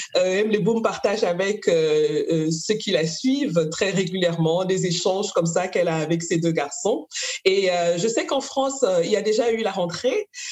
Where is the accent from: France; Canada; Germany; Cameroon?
Cameroon; moved away; moi aussi je viens du Cameroun